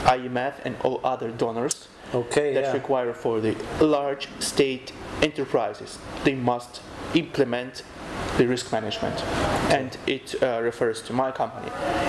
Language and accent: English; Kyiv, Ukraine; also born or lived in Italy / Czech Republic; I'm from Kyiv, okay. The capital city. I was born in Kyiv. This is my native city. I love it a lot.